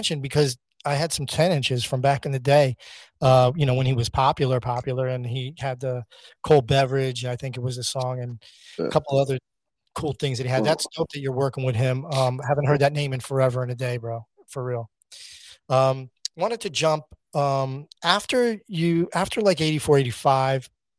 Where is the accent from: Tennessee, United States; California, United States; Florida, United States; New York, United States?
Florida, United States; Miami; moved away; So I'm from Miami originally.